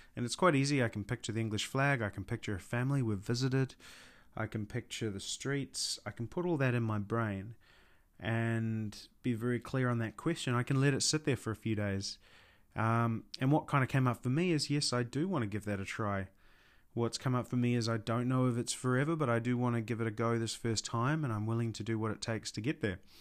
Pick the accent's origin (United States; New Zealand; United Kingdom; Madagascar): New Zealand; I'm from New Zealand